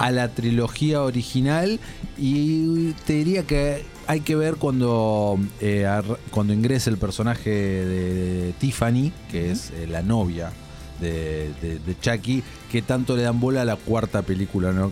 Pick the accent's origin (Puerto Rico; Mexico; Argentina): Argentina; nosotros como argentinos